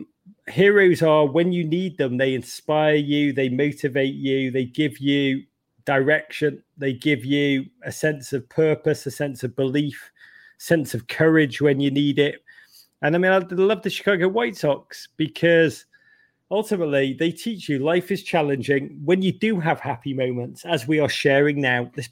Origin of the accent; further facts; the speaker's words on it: Liverpool, North West England, United Kingdom; moved away; growing up in Liverpool